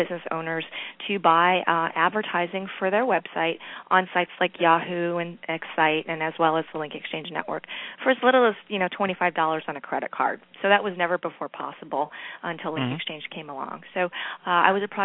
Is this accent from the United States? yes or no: yes; East Coast, United States; moved away as an adult; also born or lived in Seattle; now in Silicon Valley, United States; I'm originally from the East Coast, and I've been in Silicon Valley for the last 18 years.